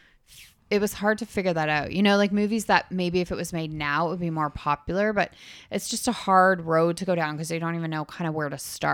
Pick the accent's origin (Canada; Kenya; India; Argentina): Canada; Up here. We're Canadian.